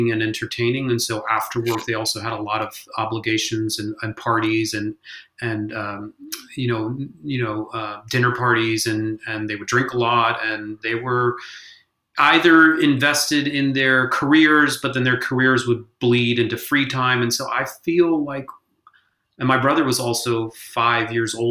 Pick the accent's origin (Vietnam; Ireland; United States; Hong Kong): Hong Kong; moved away; We had one channel on the television because I grew up in Hong Kong